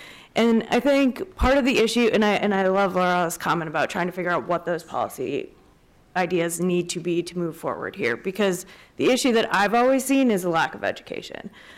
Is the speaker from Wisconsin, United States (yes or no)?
yes; Wisconsin, United States; I'm from Wisconsin, and until I went down to the border, you don't really understand it. I didn't grow up with it.